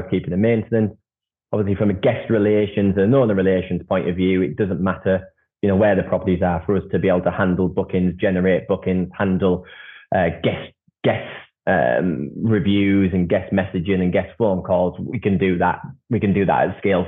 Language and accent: English; Saltburn-by-the-Sea, North East England, United Kingdom; my hometown of Saltburn